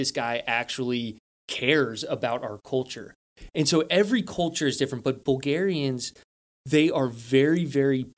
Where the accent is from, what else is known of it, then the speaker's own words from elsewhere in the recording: United States; me being an American